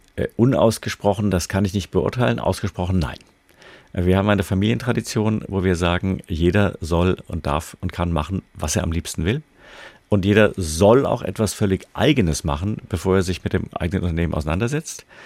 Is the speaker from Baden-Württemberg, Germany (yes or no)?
yes; Freiburg, Baden-Württemberg, Germany; meine Heimatstadt Freiburg